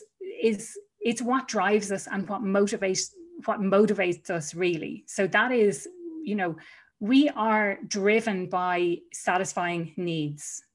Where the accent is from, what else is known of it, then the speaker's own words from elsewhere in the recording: Ireland; moved away as an adult; I was gone from Ireland for over 7 years. And one of the big reasons that I returned home was to spend more time with family.